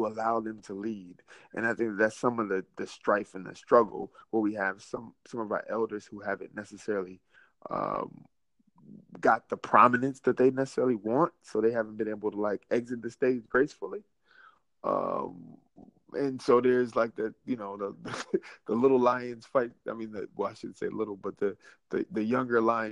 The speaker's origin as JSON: {"language": "English", "region": "the South", "country": "United States", "said": "I'm from the South"}